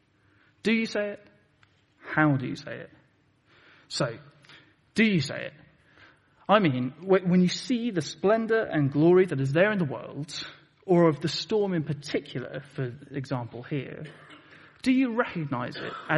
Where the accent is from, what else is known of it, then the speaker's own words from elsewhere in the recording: Plymouth, South West England, United Kingdom; moved away; I come from Plymouth originally